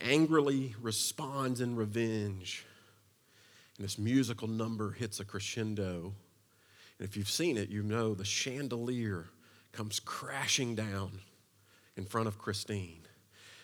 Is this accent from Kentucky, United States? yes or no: yes; Eastern Kentucky, United States; I was from Eastern Kentucky, so the only city that I had really been to at that point and spent any time in was Lexington